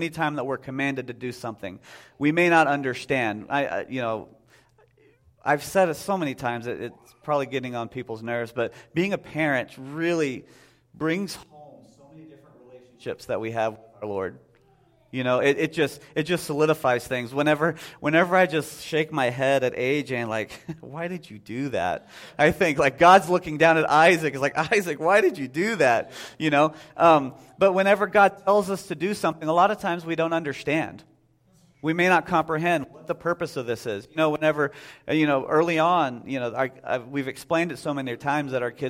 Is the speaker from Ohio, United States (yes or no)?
no; Texas, United States; now in Whitehall, United States; If you go down to the church I grew up with in Texas, it sounds a lot more southern than it would up here.